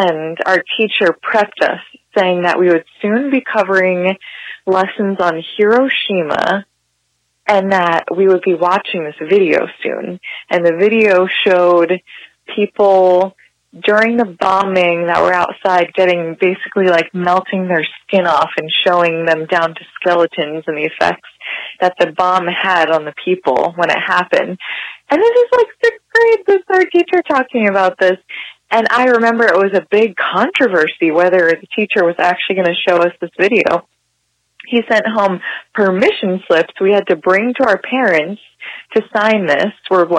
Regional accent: Hamilton, New Jersey, United States; also born or lived in Trenton; now in Montclair, United States; I grew up in Hamilton, New Jersey, born in Trenton, raised in Hamilton, and I'm now in Montclair

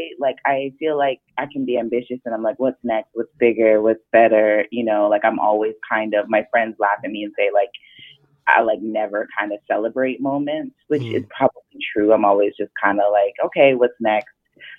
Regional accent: Jamaica; Like, I'm Jamaican, so I just think, when I think of my aunt talking and my grandmother

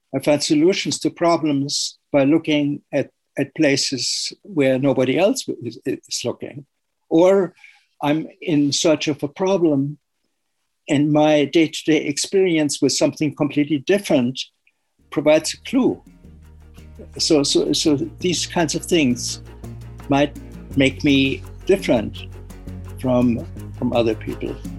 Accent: Germany; the iron industry was very strong still when I was uh, growing up. And it was the very reason why, why my hometown w- was bombed

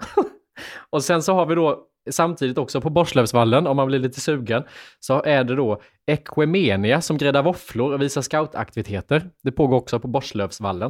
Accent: Lanna, Jönköping County, Sweden; moved away as an adult; also born or lived in Värnamo; Lanna, den här byn med 400 invånare där jag kommer ifrån

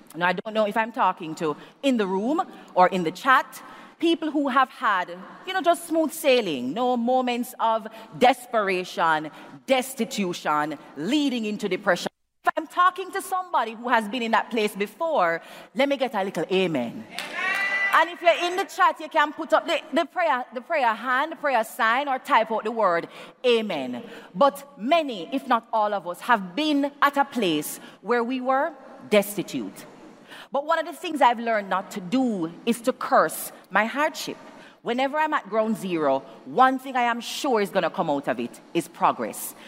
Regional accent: Jamaica; as a Jamaican

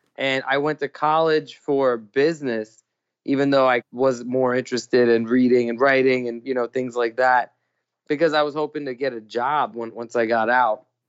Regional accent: Thailand; also born or lived in New York; now in California, United States; I grew up in Thailand

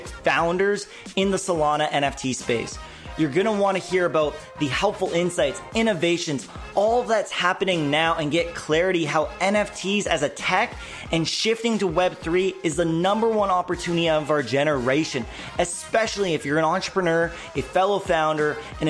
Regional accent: Kelowna, British Columbia, Canada; also born or lived in Bay Area, California; now in Mexico; from Canada, Kelowna, BC is my home

